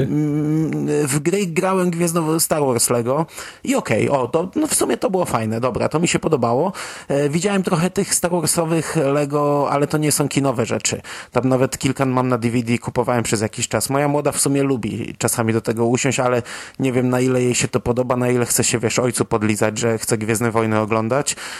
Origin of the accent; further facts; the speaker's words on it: Poland; dorastając w trochę innej epoce biedy w Polsce